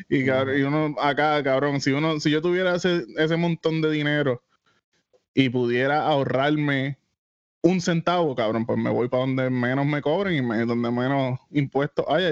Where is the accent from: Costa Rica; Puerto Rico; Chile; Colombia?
Puerto Rico; Isabela; yo soy, me crié en Isabela